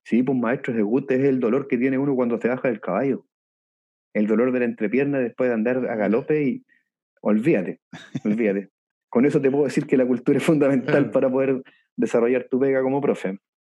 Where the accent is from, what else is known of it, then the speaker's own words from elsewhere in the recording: Viña del Mar, Valparaíso, Chile; moved away as an adult; also born or lived in Chiloé / Puerto Montt; yo soy oriundo de Viña del Mar